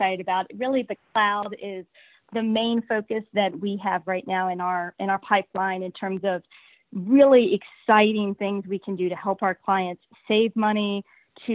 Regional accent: Morgantown, West Virginia, United States; Born and raised in Morgantown, and very proud to be able to stay

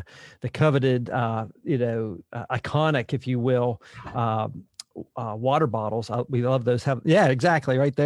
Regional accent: Hopewell, Pennsylvania, United States; I was born in just outside of Pittsburgh, Pennsylvania. You mentioned Pittsburgh. I was right on the Ohio River there in a little town called Hopewell

